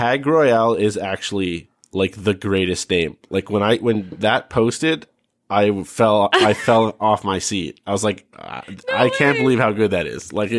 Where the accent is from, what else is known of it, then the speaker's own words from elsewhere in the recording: Brampton, Ontario, Canada; my hometown in Brampton.